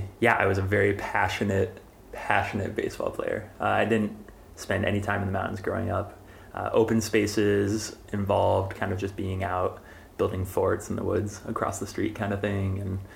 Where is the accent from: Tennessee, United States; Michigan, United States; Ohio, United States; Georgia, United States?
Ohio, United States; Northeast; moved away; I grew up in Northeast Ohio in kind of a small town of 3,000 folks, like an hour northeast of Cleveland. Just imagine lots of dairy cow farms and that sort of thing, and dirt roads and Midwest.